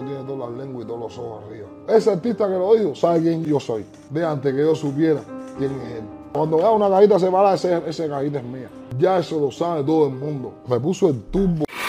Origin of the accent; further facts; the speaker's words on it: Cuba; now in United States; soy un chardo cubano de género urbano